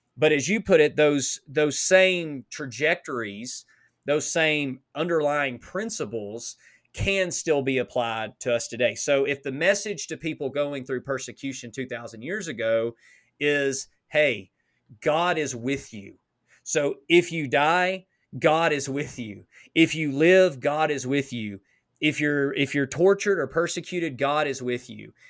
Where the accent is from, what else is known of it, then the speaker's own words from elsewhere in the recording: United States; as an American